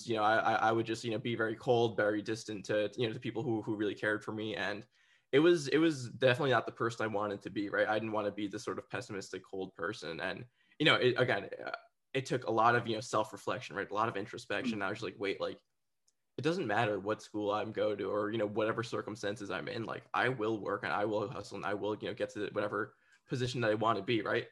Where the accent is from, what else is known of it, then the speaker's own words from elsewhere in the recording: New Jersey, United States; the area that I grew up in New Jersey